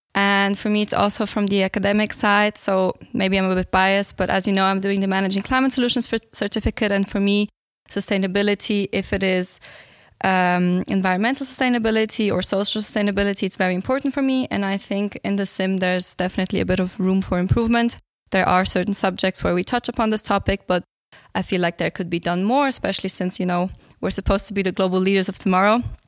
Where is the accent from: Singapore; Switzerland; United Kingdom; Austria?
Switzerland; also born or lived in Bulgaria; I'm originally from Bulgaria, but I grew up in Switzerland and I'm here since the age of four.